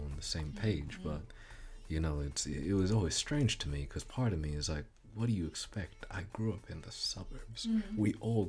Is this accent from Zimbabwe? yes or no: yes; Zimbabwe; Zimbabwean, but of course going through primary school, one readjusts. But I was made fun of for my accent, my skin color